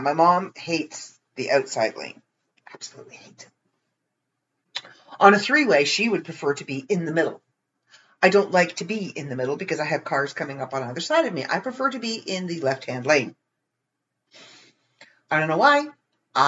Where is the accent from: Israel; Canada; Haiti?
Canada; Ontario; I'm from Ontario, Canada.